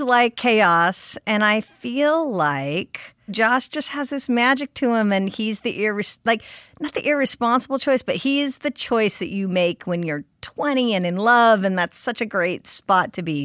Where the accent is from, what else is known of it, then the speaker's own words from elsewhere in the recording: California, United States; I'm a California girl. I am born and raised in California